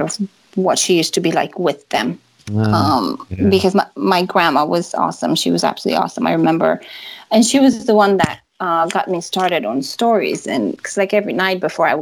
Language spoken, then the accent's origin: English; Transylvania, Romania; where I grew up in Transylvania